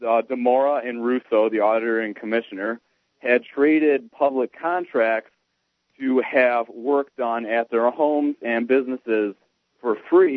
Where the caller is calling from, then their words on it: Cuyahoga County, Ohio, United States; So I'm calling in from Cuyahoga County, Ohio, which is home to Cleveland.